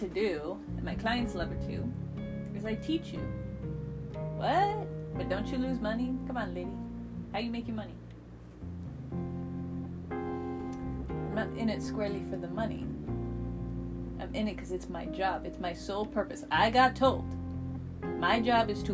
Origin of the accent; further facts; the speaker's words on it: United States; I'm an American